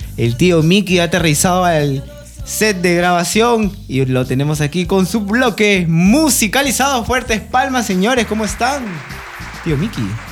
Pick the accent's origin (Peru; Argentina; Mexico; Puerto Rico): Peru; Nosotros como peruanos